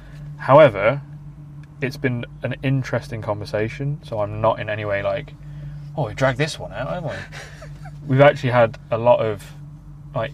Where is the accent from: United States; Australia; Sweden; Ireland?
Ireland; I'm Irish.